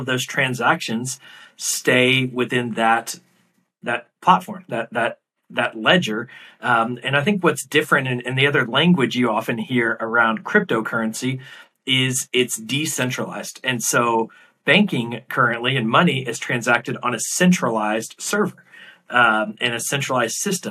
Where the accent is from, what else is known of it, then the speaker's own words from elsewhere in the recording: United States; now in New York City, United States; you, as an American